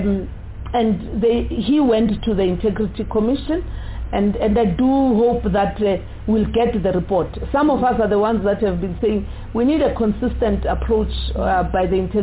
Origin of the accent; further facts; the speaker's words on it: South Africa; as South African citizens